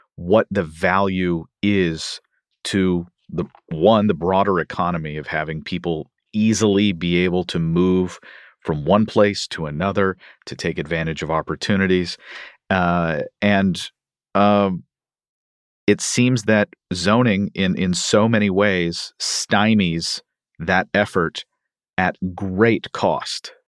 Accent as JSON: {"language": "English", "town": "Louisville", "region": "Kentucky", "country": "United States", "tie": "born or raised there", "said": "I consider Louisville, Kentucky, my hometown"}